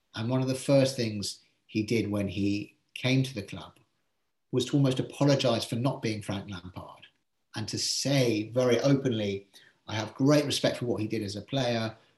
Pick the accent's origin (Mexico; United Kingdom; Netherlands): United Kingdom; England; being English